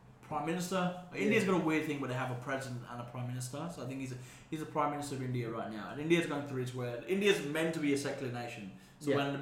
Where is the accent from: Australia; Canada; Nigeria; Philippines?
Australia; where I grew up in Australia